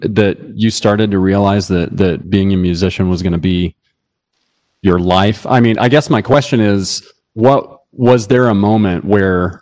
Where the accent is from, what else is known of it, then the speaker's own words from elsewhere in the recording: Indianapolis, Indiana, United States; moved away as an adult; also born or lived in Fort Lauderdale; I grew up in Indy.